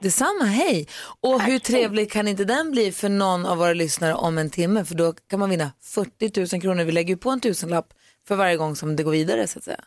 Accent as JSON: {"language": "Swedish", "town": "Luleå", "region": "Norrbotten County", "country": "Sweden", "moved": "yes", "said": "i Luleå där jag kommer från så är det inte så mycket blommor i träd"}